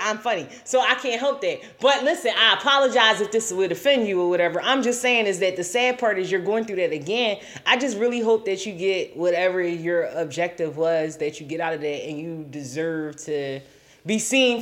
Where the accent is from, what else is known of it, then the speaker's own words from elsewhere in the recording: Philadelphia, Pennsylvania, United States; moved away as an adult; also born or lived in Florida / California / Atlanta; I'm originally from Philly